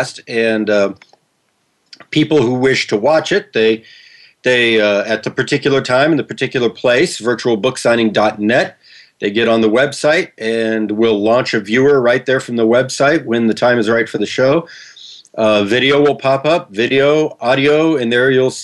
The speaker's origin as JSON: {"language": "English", "town": "Kansas City", "country": "United States", "tie": "born or raised there", "moved": "yes", "said": "I grew up in the Kansas City area"}